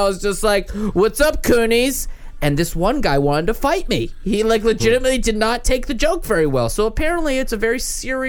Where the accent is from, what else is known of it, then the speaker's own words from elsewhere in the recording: Pittsburgh, Pennsylvania, United States; moved away as an adult; also born or lived in Washington, D.C.; And growing up in Pittsburgh, I didn't have any other Iranians. And I went to college in D.C.